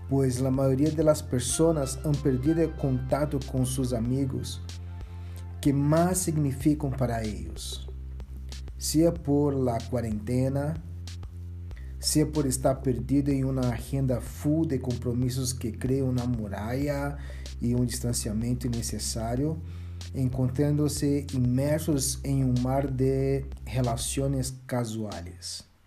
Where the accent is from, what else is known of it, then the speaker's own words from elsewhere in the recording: Brazil; como brasileiro